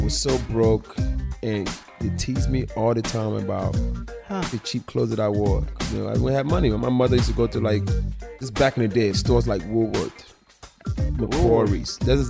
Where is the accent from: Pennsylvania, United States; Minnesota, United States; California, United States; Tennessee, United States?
Pennsylvania, United States; Philadelphia; I was raised in Philly, so I would drive to New York and I go to other stores.